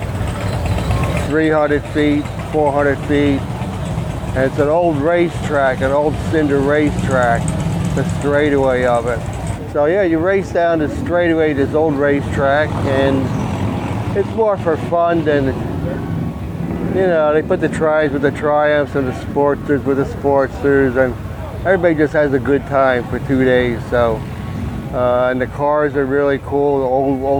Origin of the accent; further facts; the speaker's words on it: Stroudsburg, Pennsylvania, United States; I'm from Stroudsburg, Pennsylvania.